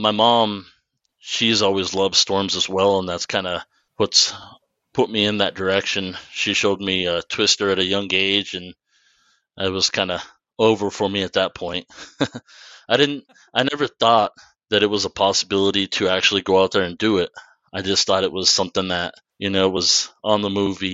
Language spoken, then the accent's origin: English; eastern New Mexico, United States; born or raised there; also born or lived in Texas